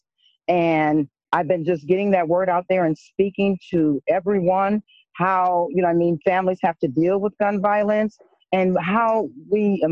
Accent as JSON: {"language": "English", "town": "Rock Island", "region": "Illinois", "country": "United States", "tie": "born or raised there", "moved": "as an adult", "lives_now": "Shiloh, United States", "said": "I am, of course, a native of Rock Island, Illinois. I grew up here"}